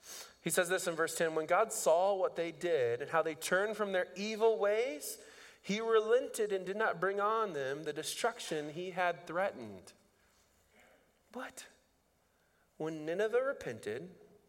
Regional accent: Indiana, United States; now in Dubuque, United States; I grew up in Indiana

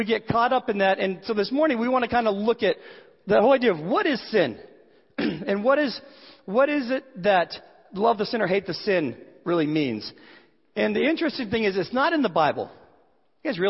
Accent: Boston, Massachusetts, United States; I had an uncle when I grew up in the Boston area

